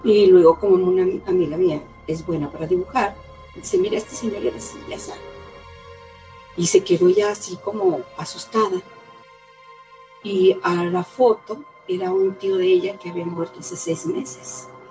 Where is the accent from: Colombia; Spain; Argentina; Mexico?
Mexico; Aguascalientes; Soy de Aguascalientes, México